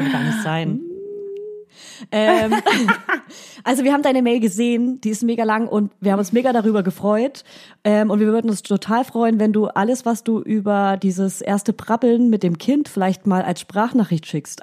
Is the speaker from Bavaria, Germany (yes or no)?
yes; Franconia, Bavaria, Germany; accent: Franconian; Ich spreche ja fränkisch